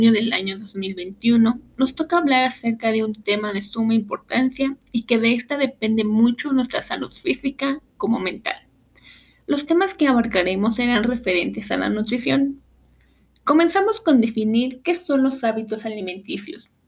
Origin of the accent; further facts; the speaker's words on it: Mexico; como mexicanos debemos conocer las guías de alimentación, así como la guía de hidratación. En nuestro país, estas guías se conocen como el plato del bien comer